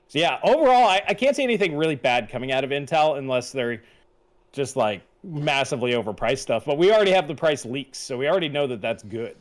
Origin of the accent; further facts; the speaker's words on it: Long Island, New York, United States; I grew up on Long Island, you know, surrounded by Italians with good Italian food